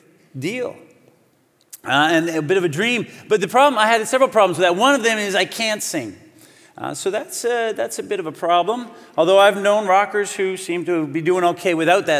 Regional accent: Calgary, Alberta, Canada; moved away as an adult; now in Vancouver, Canada; I'm originally from Calgary

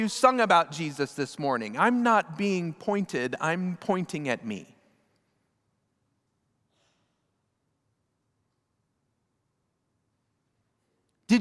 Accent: United States; We as American Protestants

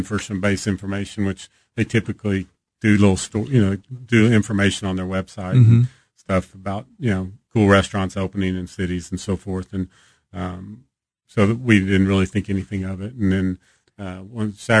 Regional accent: Texas, United States; now in Kansas City, United States; growing up in Texas, you know, you hear about the barbecue here

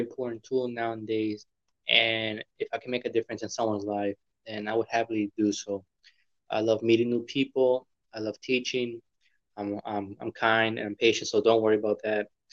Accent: New Orleans, Louisiana, United States; I'm from New Orleans, Louisiana.

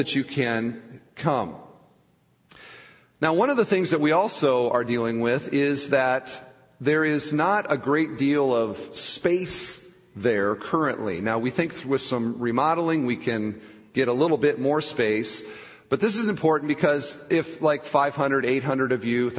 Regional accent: Iowa, United States; now in Crown Point, United States; I'm from Iowa

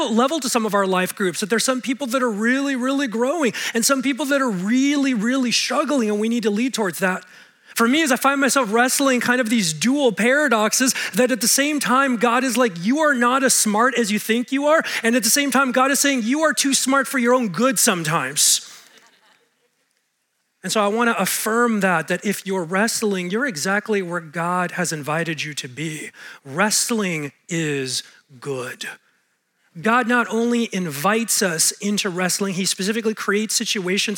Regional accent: Los Angeles, California, United States; being born and raised in Los Angeles, I'm used to LA traffic

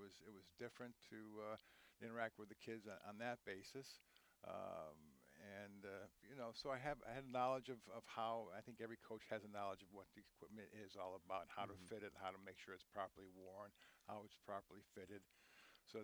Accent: River Vale, New Jersey, United States; also born or lived in Hickory, North Carolina / Winston-Salem, North Carolina; I started playing football in junior high school in Hickory, North Carolina. We moved from North Carolina to Rivervale, New Jersey, where I played football for 4 years in high school there

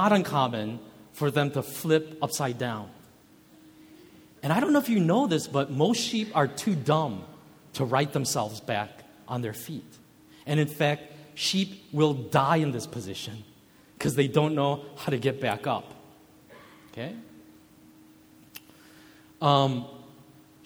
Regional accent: United States; also born or lived in Kenya; growing up in America

